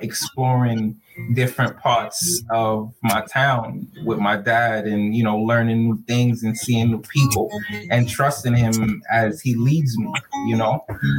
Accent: New York City, New York, United States; also born or lived in Brooklyn, New York / Florida; we grew up in Rosedale again. I was born in Crown Heights. Yep. And you know, I grew up in Rosedale, Queens. And it's the corner of New York City.

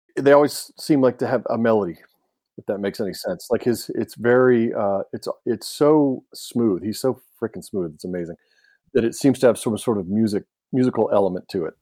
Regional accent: Alabama, United States; moved away; I grew up in Alabama for a little while

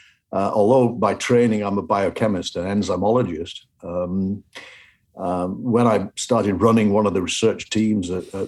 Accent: Upholland, North West England, United Kingdom; moved away as an adult; also born or lived in Hull / Sheffield; now in Davis, United States; I'm from a village called Upholland, which is... on the road from Wigan to Skelmersdale in Lancashire. So, I was born and raised there and actually educated in Yorkshire.

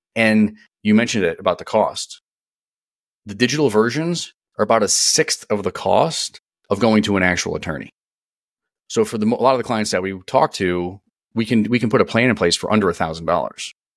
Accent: East Coast, United States; moved away as an adult; now in San Diego, United States; I'm born and raised on the East Coast. I'm a, I'm an East Coast guy, born and raised

